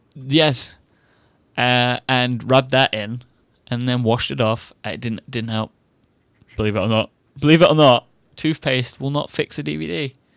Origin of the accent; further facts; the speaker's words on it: United Kingdom; I'm British